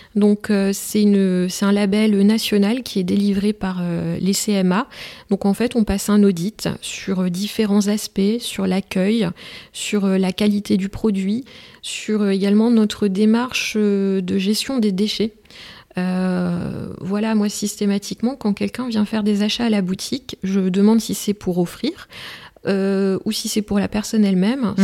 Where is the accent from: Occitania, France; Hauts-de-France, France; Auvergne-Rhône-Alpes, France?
Hauts-de-France, France; Merville; je suis originaire d'une commune des Flandres